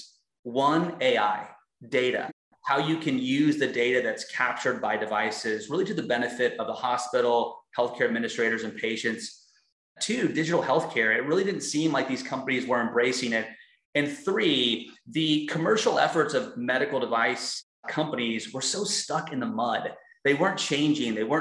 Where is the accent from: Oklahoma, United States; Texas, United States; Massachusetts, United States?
Texas, United States; moved away; I'm from Texas, but I've lived in so many different states as my career has evolved and currently live in Houston, Texas